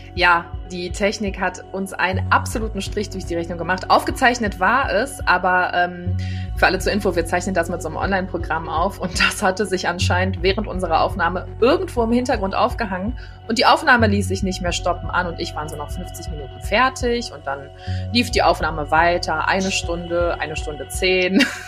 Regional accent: Düsseldorf, North Rhine-Westphalia, Germany; Bin gebürtige Düsseldorferin

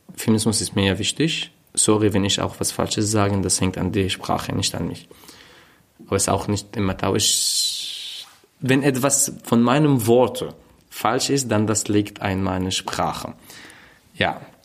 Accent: Raqqa, Raqqa Governorate, Syria; German is a second language; moved away as an adult; also born or lived in Hama, Syria; now in Berlin, Germany; in Raqqa, wo ich aufgewachsen bin.

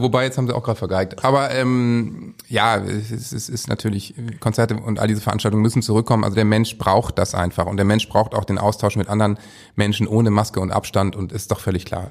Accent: Northern Germany, Germany; als Norddeutscher

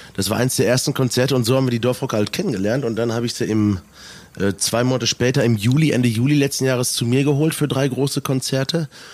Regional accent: Selm, North Rhine-Westphalia, Germany; born or raised there

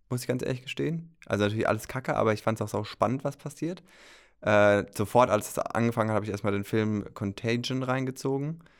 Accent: Rhön, Germany; ich muss dazu sagen, ich stamme aus der Rhön.

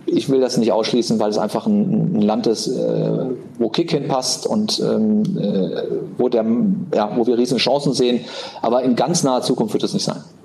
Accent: Cologne, North Rhine-Westphalia, Germany; ich bin ja äh, in Köln groß geworden

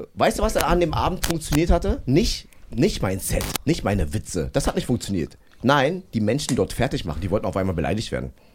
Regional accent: Berlin, Germany; ich bin Berliner und so bla und ich werde in Berlin auch alt

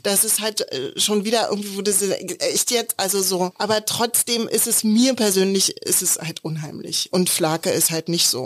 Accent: Berlin, Germany; Also wir kommen beide aus Prenzlauer Berg

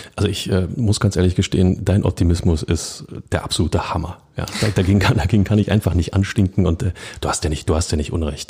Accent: Berlin, Germany; als Berliner

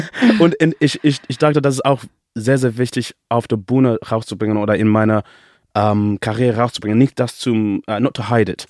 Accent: England, United Kingdom; first language English; German is a second language; also born or lived in Zimbabwe; now in Germany; ich bin in England aufgewachsen

